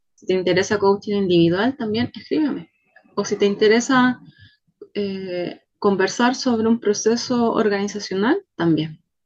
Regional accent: Chile; Soy chilena

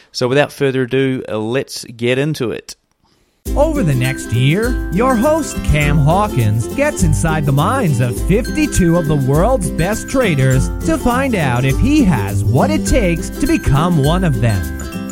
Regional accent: Wellington, New Zealand; I hail from Wellington, New Zealand

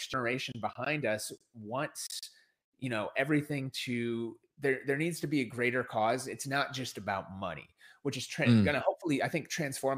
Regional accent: Minneapolis, Minnesota, United States; it started in my hometown and here in Minneapolis, Minnesota. It's where George Floyd was murdered. And it's where I grew up

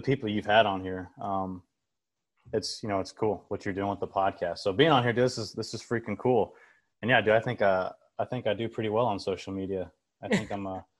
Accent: Overland Park, Kansas, United States; I'm from Kansas City. I grew up here in Overland Park. I went to Olathe East

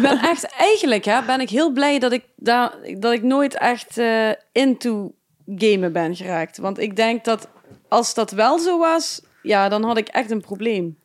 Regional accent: Geleen, Limburg, Netherlands; ik kom uit Geleen.

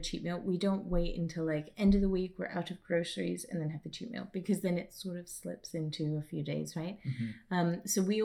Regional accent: England, United Kingdom; moved away; us going back to England some years

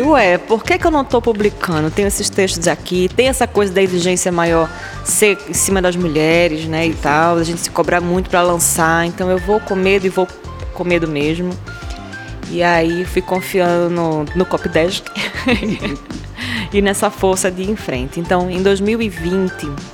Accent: Recife, Pernambuco, Brazil; Eu nasci na zona oeste da cidade do Recife, nesses bairros que eu citei agora há pouco. E no meu bairro, ali em Areias, Estância

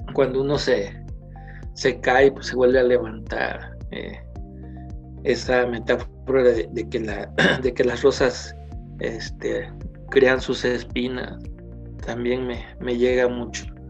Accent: Guerrero, Mexico; moved away as an adult; now in State of Mexico, Mexico; yo partí del Estado

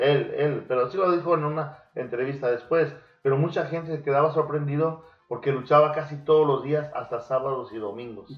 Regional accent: Mexico; el hermoso país de México, donde nacimos, bueno, donde yo sí nací

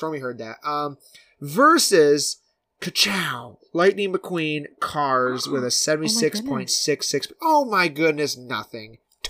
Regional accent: Detroit, Michigan, United States; moved away; I was from Detroit

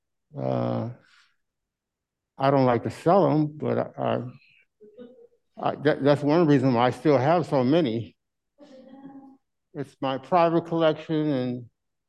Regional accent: Kirkwood, Missouri, United States; moved away as an adult; now in St. Louis, United States; I'm from Kirkwood originally, and I moved down here in 1974, and I've been down here ever since

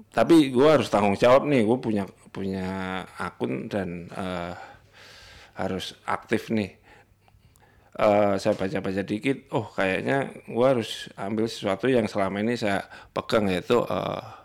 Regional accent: Java, Indonesia; gue orang Jawa

